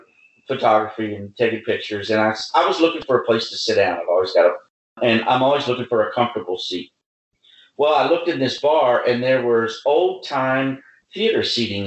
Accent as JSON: {"language": "English", "country": "United States", "said": "We're American."}